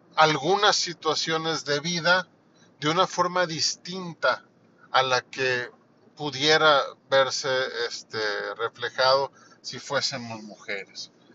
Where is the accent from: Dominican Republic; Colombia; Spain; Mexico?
Mexico; aquí en mi país